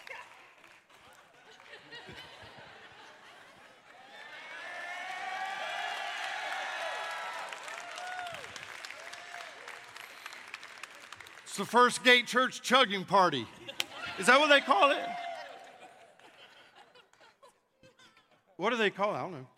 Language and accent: English; North Carolina, United States; now in Mississippi, United States; I was born in North Carolina